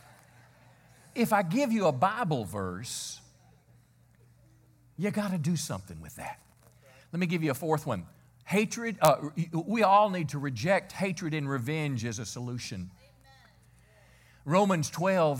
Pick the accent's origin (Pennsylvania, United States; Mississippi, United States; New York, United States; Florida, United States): Mississippi, United States; I'm 59. I was raised in Mississippi.